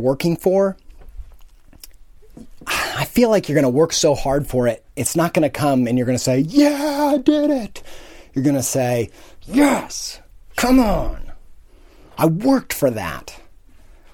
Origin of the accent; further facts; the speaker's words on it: Indiana, United States; I came from Indiana, from a town and a family that had no culture, no artistic interest, no knowledge of art